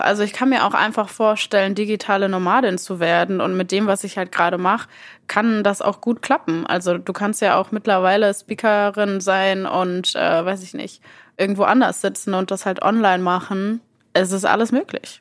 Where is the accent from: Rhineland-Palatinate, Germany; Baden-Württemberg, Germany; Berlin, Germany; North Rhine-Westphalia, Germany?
North Rhine-Westphalia, Germany; Mülheim an der Ruhr; ich bin äh, in Mülheim geboren und aufgewachsen und wohne auch immer noch in Mülheim